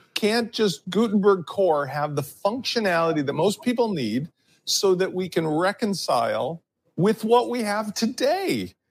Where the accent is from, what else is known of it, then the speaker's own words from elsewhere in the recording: United States; as an American